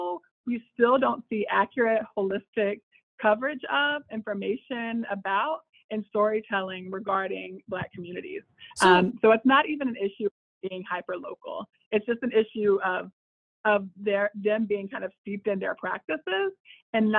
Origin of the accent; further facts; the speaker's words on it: Charlotte, North Carolina, United States; my hometown of Charlotte, North Carolina